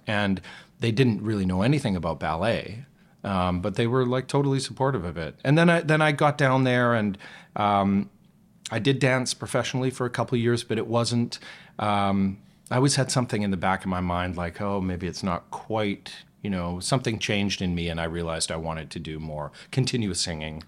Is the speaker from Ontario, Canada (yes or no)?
no; Calgary, Alberta, Canada; moved away; also born or lived in Toronto; where I grew up in Calgary